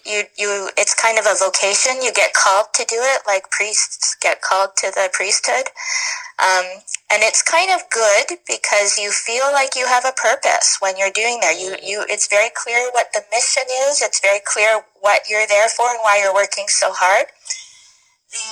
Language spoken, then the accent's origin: English; Edson, Alberta, Canada; also born or lived in Jasper, Alberta / Spruce Grove, Alberta / Edmonton, Alberta / Ontario; So I grew up in Edson, which is a little resource town in central Alberta, and then moved to Spruce Grove in grade 9